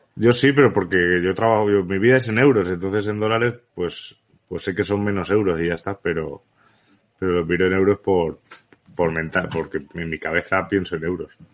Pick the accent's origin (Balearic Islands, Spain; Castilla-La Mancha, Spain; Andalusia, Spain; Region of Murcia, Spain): Balearic Islands, Spain; also born or lived in Barcelona; nací en Barcelona realmente, pero donde he vivido toda la vida ha sido en Baleares